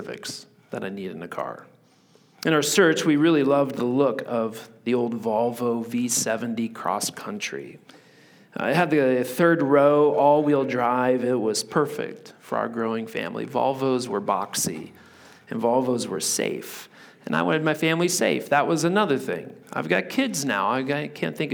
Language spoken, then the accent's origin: English; Indiana, United States; moved away as an adult; also born or lived in Virginia Beach, Virginia; now in Pacific Northwest, United States; I grew up in Indiana where everything is flat